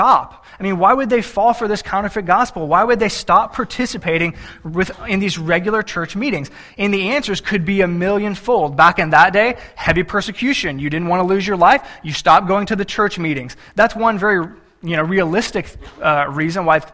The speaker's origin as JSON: {"language": "English", "region": "Texas", "country": "United States", "said": "I'm from Texas"}